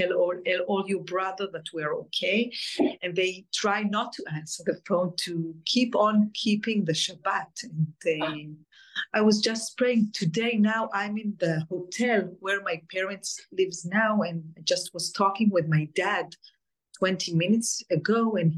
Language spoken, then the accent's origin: English; Alumim, Southern District, Israel; born there; English is a second language; I was born in Kibbutz Elumim. It's a very small kibbutz right near the border with Gaza.